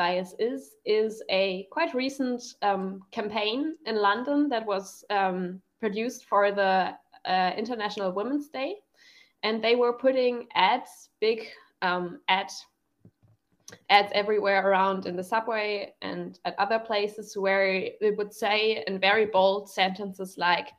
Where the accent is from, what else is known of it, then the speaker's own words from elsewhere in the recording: Germany; English is a second language; I'm from Germany